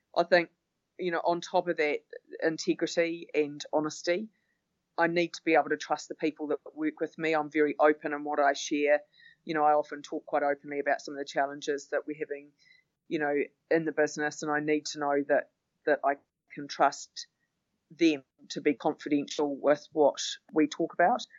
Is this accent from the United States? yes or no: no; Auckland, New Zealand; also born or lived in London; really mostly spent most of my life in Auckland. I was born here and I've lived here apart from a stint overseas when we lived in London for four and a half years